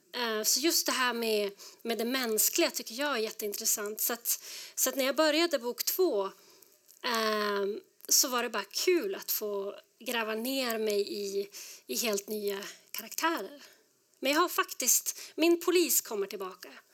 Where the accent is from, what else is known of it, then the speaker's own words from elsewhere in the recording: Skellefteå, Västerbotten County, Sweden; moved away as an adult; now in Denver, United States; jag är född och uppvuxen i, i Nordsverige